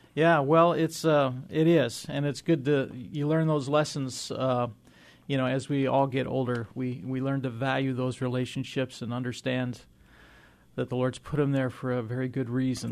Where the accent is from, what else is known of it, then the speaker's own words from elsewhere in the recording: Illinois, United States; I grew up in Illinois